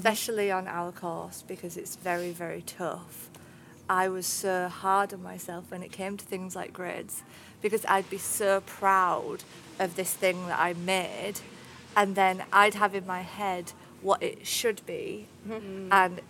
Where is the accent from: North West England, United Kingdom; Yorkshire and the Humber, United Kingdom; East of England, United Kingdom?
Yorkshire and the Humber, United Kingdom; Barnsley; accent: northern; Barnsley in Yorkshire.